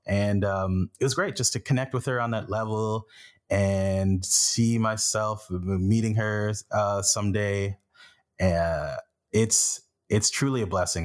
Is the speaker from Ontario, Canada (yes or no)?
yes; Flesherton, Ontario, Canada; also born or lived in Haiti; now in Toronto, Canada; growing up in Flesherton and moving to Toronto